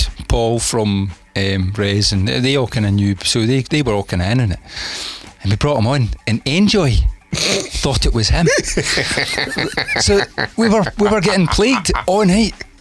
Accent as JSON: {"language": "English", "region": "Scotland", "country": "United Kingdom", "said": "I'm Scottish"}